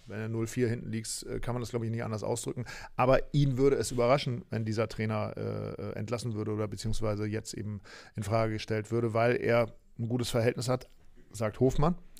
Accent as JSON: {"language": "German", "town": "Aurich", "region": "Lower Saxony", "country": "Germany", "tie": "born or raised there", "said": "in meine Heimatstadt nach Aurich"}